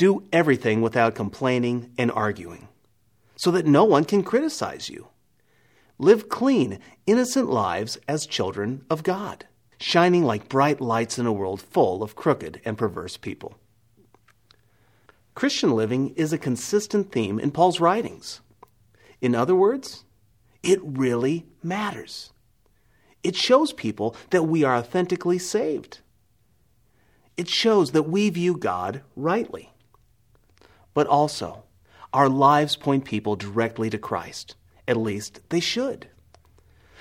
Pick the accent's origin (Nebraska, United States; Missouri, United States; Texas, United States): Nebraska, United States; I'm from Nebraska